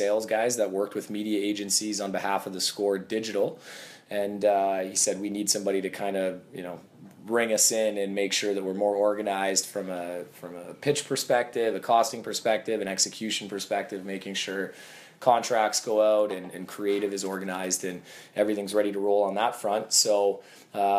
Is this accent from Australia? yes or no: no; Kitchener, Ontario, Canada; Growing up in Kitchener-Waterloo area, theScore was the only sports station I watched.